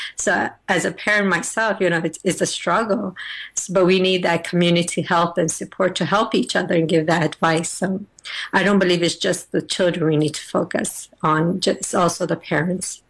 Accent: United States; I'm originally from Afghanistan, but I was born and raised in the United States of America

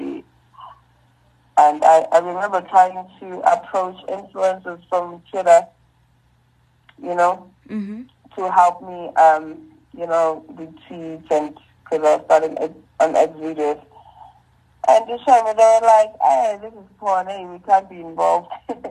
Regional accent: Durban, KwaZulu-Natal, South Africa; moved away as an adult; now in Johannesburg, South Africa; I'm from Durban. I started at Kwasanti Secondary School

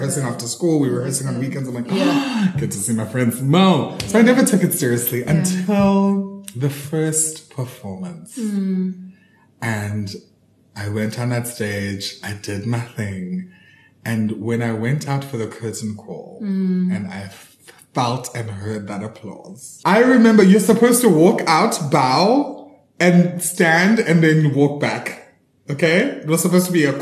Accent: Eastern Cape, South Africa; I am a South African actor. I was born and bred in the Eastern Cape

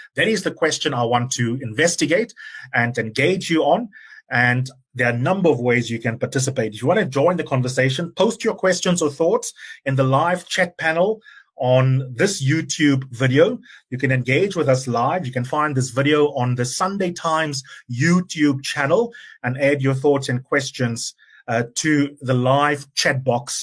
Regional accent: South Africa; proud of as South Africans

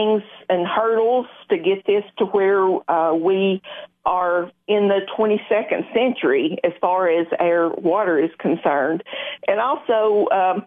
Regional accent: Spencer, Tennessee, United States; born or raised there

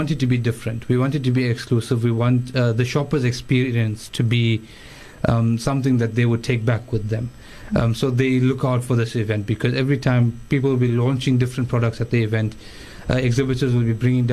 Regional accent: Durban, KwaZulu-Natal, South Africa; I'm from Durban, based in Durban

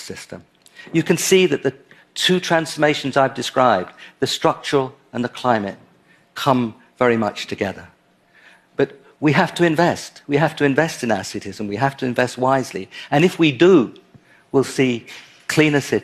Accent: London, United Kingdom; my hometown, London.

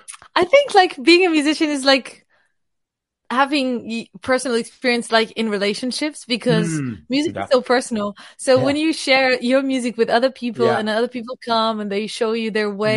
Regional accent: Lisbon, Portugal; now in United Kingdom; I've been doing music, I think, more seriously when I moved to the UK 7 years ago. So it's been interesting. I'm originally from Portugal, Lisbon.

